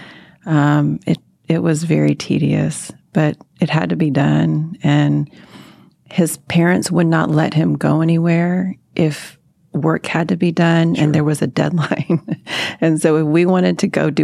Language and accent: English; Arlington, Texas, United States; also born or lived in Mansfield, Texas; I grew up in Arlington, went away for school, but I always knew I would come back